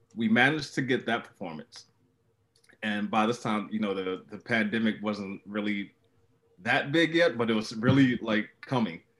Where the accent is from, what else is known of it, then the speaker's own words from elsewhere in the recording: Baltimore, Maryland, United States; my hometown of Baltimore